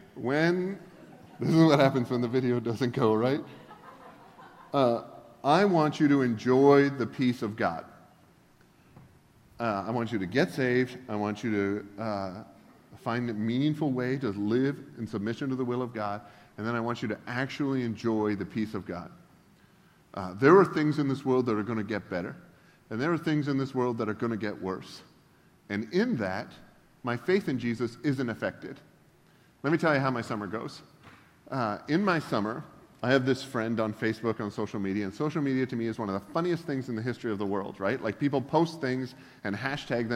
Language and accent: English; Canada; moved away as an adult; also born or lived in Georgia, United States; now in United States; I'm originally from Canada.